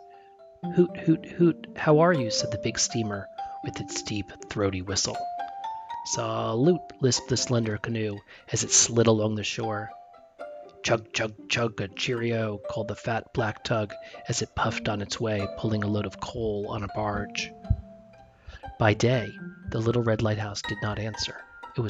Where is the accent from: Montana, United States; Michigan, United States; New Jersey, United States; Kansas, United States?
New Jersey, United States; I grew up in New Jersey